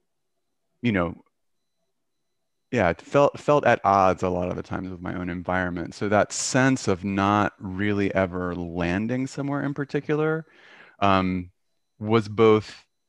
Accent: Atlanta, Georgia, United States; I grew up in Atlanta in the 70s

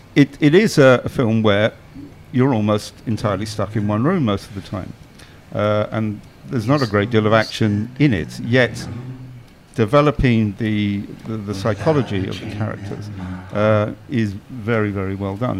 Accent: Ireland; I'm Irish

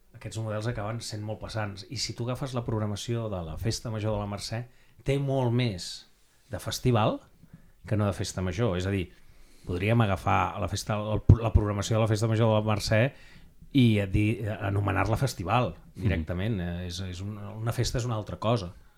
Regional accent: Barcelona, Catalonia, Spain; Nosaltres som Sant Andreu del Palomar

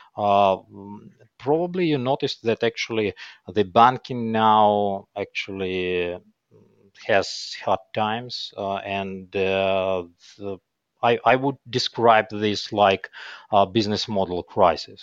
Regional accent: Kyiv, Ukraine; I was born here in Kyiv, in Ukraine.

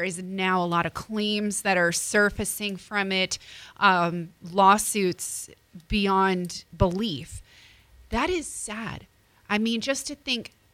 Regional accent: New Jersey, United States; I'm from Jersey

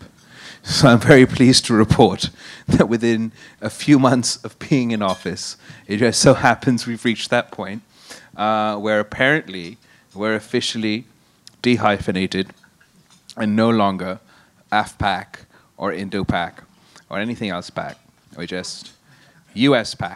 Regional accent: Qambar Shahdadkot, Sindh, Pakistan; In my hometown of Sindh, in Kambarshu Dhatkot

